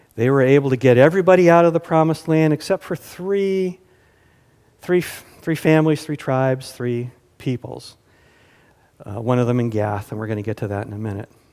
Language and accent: English; the South, United States; moved away; I grew up in the South